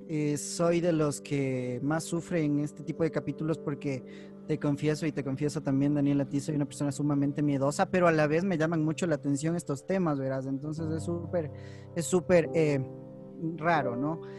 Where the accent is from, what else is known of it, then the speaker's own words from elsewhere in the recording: Quito, Pichincha, Ecuador; soy quiteño, pero de esos quiteños quiteños que me encanta la ciudad